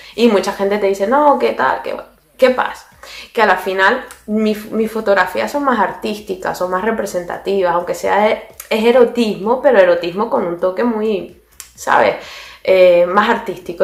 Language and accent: Spanish; Venezuela; moved away; yo vengo de Venezuela, y en Venezuela se inventan los nombres